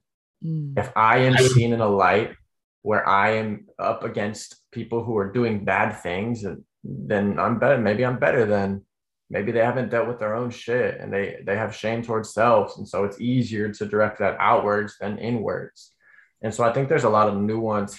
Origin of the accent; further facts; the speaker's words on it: Denver, Colorado, United States; my hometown of Denver